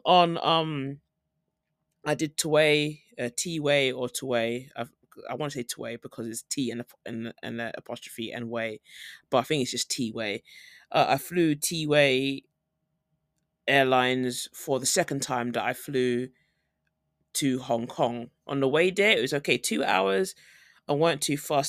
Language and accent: English; United Kingdom; moved away as an adult; now in South Korea; I'm flying from Korea to home, like, back in the U K